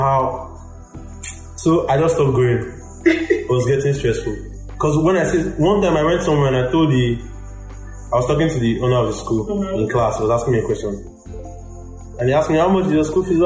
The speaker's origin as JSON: {"language": "English", "region": "Lagos", "country": "Nigeria", "tie": "born or raised there", "also_born_or_lived": "Osun State / Akute, Ogun State", "said": "I grew up in Lagos. I grew up in Jakonde Estate, Isolo"}